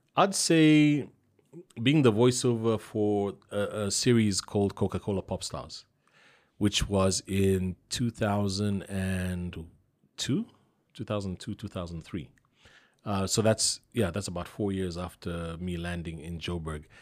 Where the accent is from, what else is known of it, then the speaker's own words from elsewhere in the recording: Zambia; I'm from Zambia, it's Zambezi